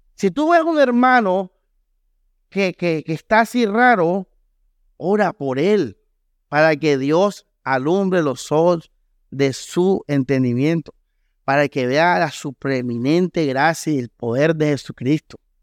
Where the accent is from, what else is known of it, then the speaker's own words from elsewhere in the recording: Costeño, Caribbean coast, Colombia; Aquí lo entendemos como costeños